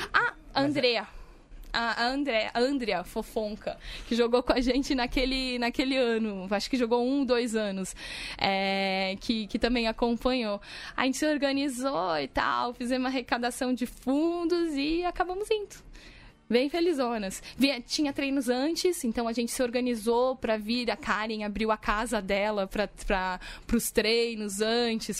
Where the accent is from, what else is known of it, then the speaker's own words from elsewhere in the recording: Bagé, Rio Grande do Sul, Brazil; also born or lived in Porto Alegre; saí de Bagé, do interior do Rio Grande do Sul, onde estudei todo